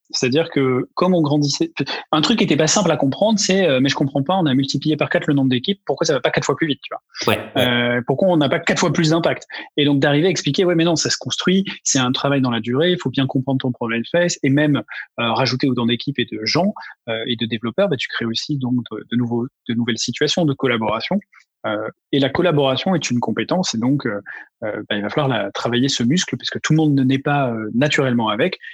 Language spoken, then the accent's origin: French; Ariège, near Toulouse, Occitania, France; now in Paris, France; je viens de la région toulousaine, donc de Toulouse. J'ai passé quelques années là-bas, mais euh, en réalité, c'est plutôt un département voisin rural qui s'appelle l'Ariège, qui est dans les Pyrénées